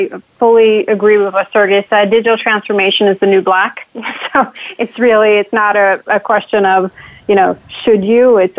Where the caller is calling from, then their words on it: Connecticut, United States; So I'm calling in from Connecticut